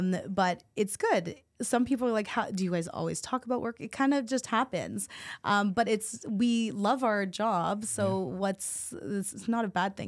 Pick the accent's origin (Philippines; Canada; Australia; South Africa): Philippines; My mom is a nurse. I'm Filipino, so, you know, I was forced that way.